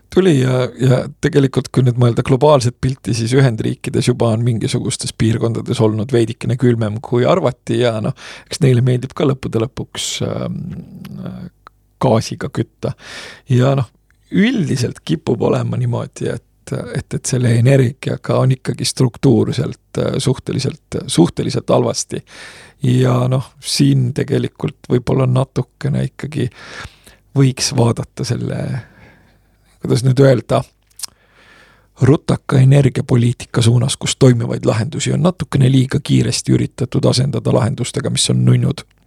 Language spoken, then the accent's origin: Estonian; Estonia; sündisin Nõukogude Eestis, kus äh, sellel ajal, kui ma hakkasin kooli minema